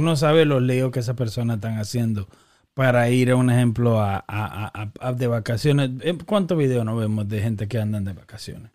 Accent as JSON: {"language": "Spanish", "country": "Dominican Republic", "said": "somos dominicanos"}